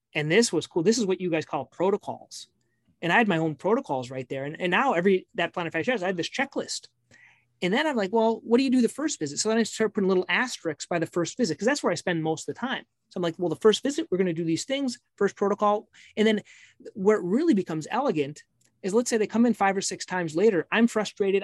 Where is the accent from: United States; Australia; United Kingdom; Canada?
United States; Minnesota; I'm from Minnesota.